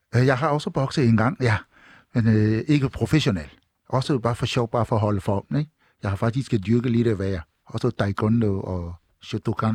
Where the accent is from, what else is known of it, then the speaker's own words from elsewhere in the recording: Togo; also born or lived in Kalundborg / Ringsted; now in Denmark; fra min barndom i Togo, Vestafrika